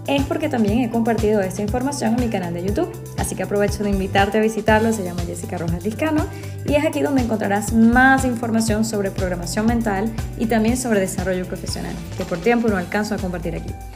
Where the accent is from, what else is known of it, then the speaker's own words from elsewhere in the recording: Venezuela; moved away as an adult; also born or lived in Paris, France; now in France; yo siempre quise regresar a Venezuela